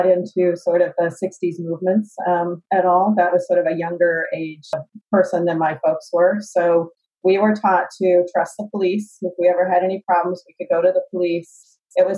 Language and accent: English; San Jose, California, United States; moved away as an adult; now in Los Angeles, United States; I'm a native of San Jose, California. I was born there in the 60s and grew up there my whole life